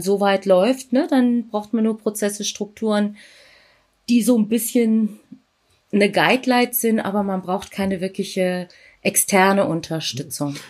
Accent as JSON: {"language": "German", "country": "Germany", "tie": "born or raised there", "said": "Ich bin hier in Deutschland geboren ja. und bin Tochter indischer Eltern"}